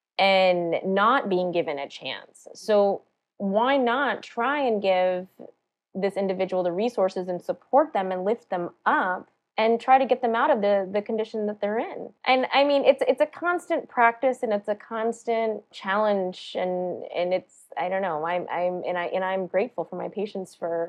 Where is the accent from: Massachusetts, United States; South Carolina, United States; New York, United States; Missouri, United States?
South Carolina, United States; born there